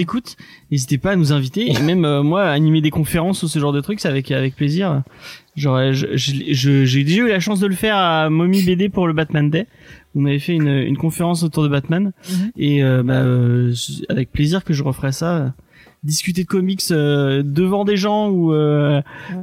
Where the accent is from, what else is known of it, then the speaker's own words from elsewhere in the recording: Aix-les-Bains, Auvergne-Rhône-Alpes, France; ma ville de naissance, enfin, de ma, la ville où j'ai grandi, à, à Aix-les-Bains